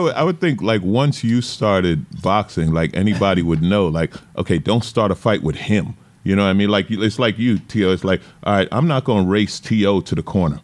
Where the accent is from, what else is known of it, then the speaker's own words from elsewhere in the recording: New York, United States; I grew up in New York, and the East Coast